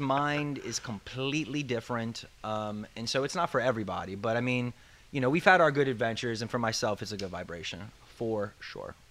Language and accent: English; the South, United States; moved away; I'm usually originally from the South